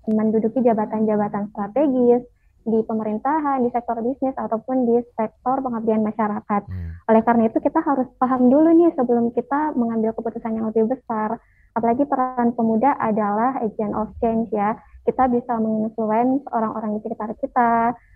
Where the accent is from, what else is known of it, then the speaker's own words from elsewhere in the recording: Makassar, South Sulawesi, Indonesia; aku asal dari Makassar, Kak.